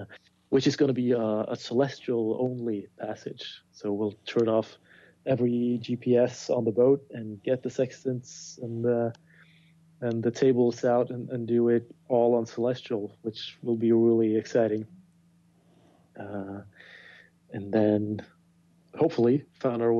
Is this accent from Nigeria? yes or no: no; Bergen, Vestland, Norway; my hometown of Bergen